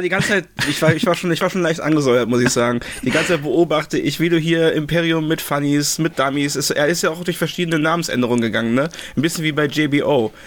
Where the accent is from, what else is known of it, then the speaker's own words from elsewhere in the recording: Remagen, Rhineland-Palatinate, Germany; ich komme aus Remagen, ne? Remagen hat so 15.000 Einwohner ungefähr. Ähm, ist zwischen Koblenz und Bonn.